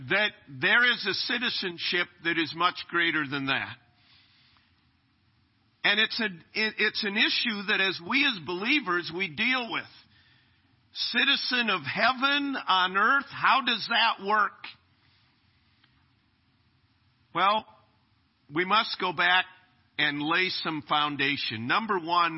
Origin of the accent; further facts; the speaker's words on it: United States; I'm a citizen of America